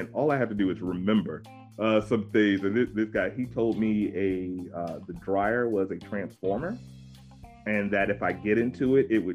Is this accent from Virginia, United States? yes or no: yes; Virginia Beach, Virginia, United States; I'm from Virginia Beach